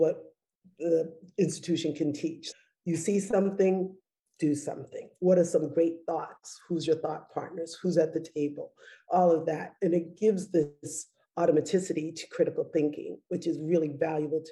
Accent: Boston, Massachusetts, United States; I'm a Bostonian

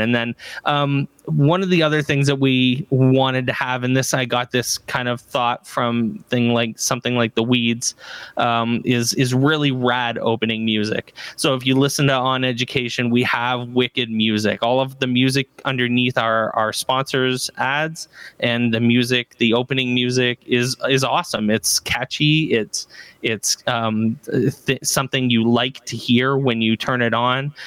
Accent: Barrie, Ontario, Canada; I'm from Barrie, Ontario, Canada

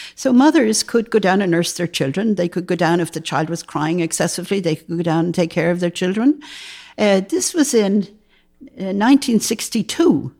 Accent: Dublin, Leinster, Ireland; moved away as an adult; also born or lived in New York / Los Angeles; now in Berkeley, United States; I grew up in Dublin, Ireland

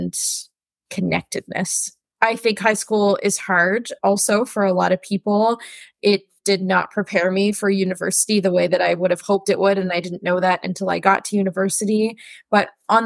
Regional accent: Ottawa, Ontario, Canada; I grew up in Ottawa in the West End, and I still live in the West End now.

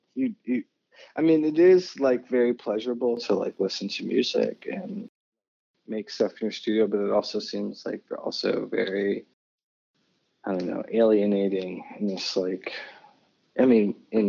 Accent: New Mexico, United States; born there; I was born in New Mexico, and I was born on an Air Force base because my dad was in the Air Force.

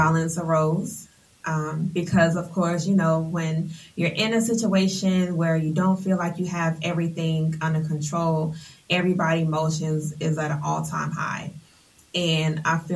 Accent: Atlanta, Georgia, United States; I hail from Atlanta, Georgia. I have attended Continental Colony, North Atlanta High School

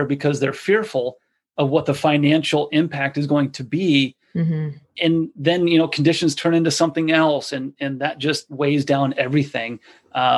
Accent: United States; as an American consumer

